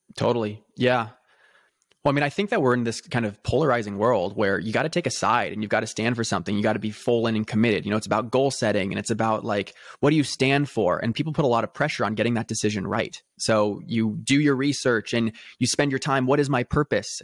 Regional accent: Newport Beach, California, United States; I grew up in a very affluent background, um, in Newport Beach, California

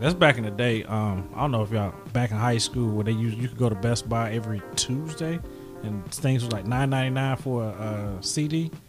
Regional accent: East Coast, United States; I grew up on the East Coast.

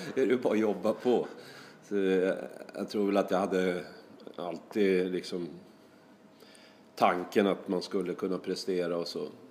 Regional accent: Sweden; now in Norway; jag känner mig väl eh, som en svensk i Norge

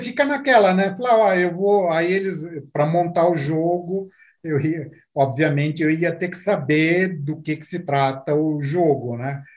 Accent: Brazil; somos brasileiros, essa é uma empresa do, do Brasil

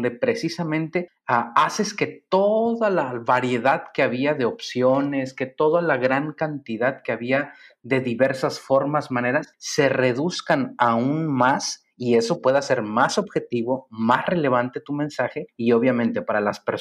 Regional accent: San Luis Potosí, Mexico; Ah, yo soy de San Luis Potosí, eh, dice la canción, tal vez muchas generaciones no la van a conocer, pero hay una canción que habla muy bonito de San Luis Potosí.

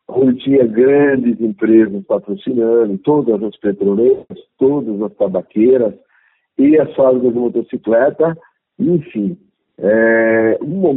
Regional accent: São Paulo, Brazil; born there; eu sou brasileiro, nato, nasci em São Paulo, na maternidade do Braz, de 1958, na rua Honora, na rua mais famosa da cidade de São Paulo.

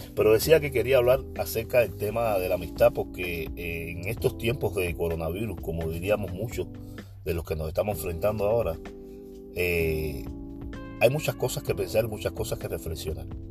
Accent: Cuba; now in Oakland, United States; Yo solo soy un cubano que conversa

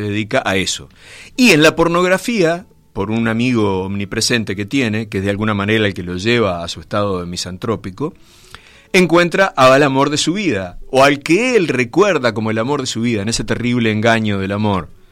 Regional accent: Montevideo, Uruguay; el barrio Gracia Oriental, de donde soy yo

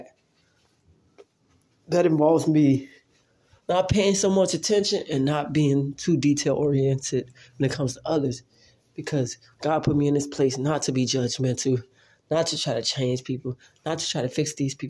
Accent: Chicago, Illinois, United States; I grew up in Chicago

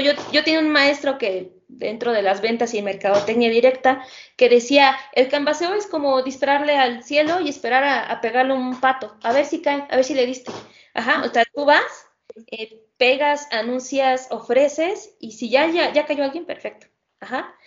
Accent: Mexico; el sistema educativo con el que contamos aquí en México

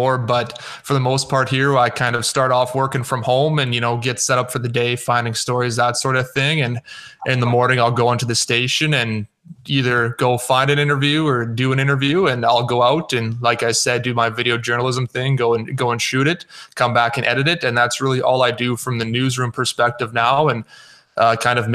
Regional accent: Athabasca, Alberta, Canada; moved away as an adult; also born or lived in Edmonton, Canada; now in Lloydminster, Canada; I'm from Athabasca, Alberta.

